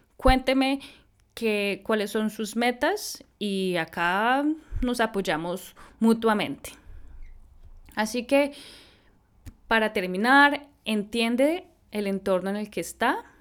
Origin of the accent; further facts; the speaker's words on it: Colombia; como colombiana